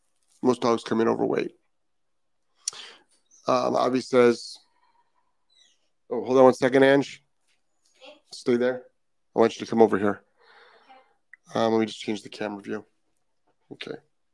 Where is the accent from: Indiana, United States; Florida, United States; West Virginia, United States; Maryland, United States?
Indiana, United States; Constance, hello, fellow Hoosier. I'm excited to see someone else from my home state in the group. Yeah, there's a ton of people from Indiana.